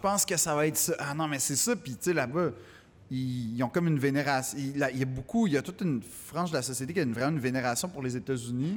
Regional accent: Quebec, Canada; accent: Québécois; mon accent québécois

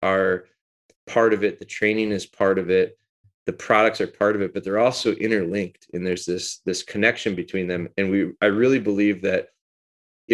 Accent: Green Bay, Wisconsin, United States; also born or lived in Rhinelander, Wisconsin / Pulaski, Wisconsin / Menomonie, Wisconsin; So, I'm actually from Rhinelander, Wisconsin, which is northern Wisconsin, north central Wisconsin. I moved down here in elementary school and lived around the Green Bay area

